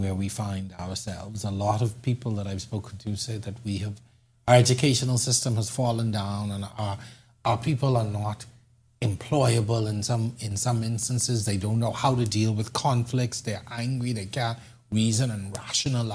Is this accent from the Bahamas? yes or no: yes; Bahamas; I grew up in the Bahamas as a 50-year-old man now, 52. Grew up in the Bahamas where there was always a level of poverty